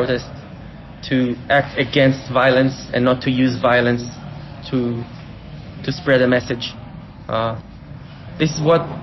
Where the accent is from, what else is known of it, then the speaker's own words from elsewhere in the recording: Israel; We are from Israel